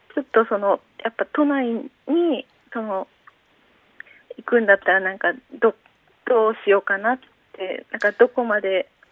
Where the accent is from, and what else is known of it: Saitama, Japan; born or raised there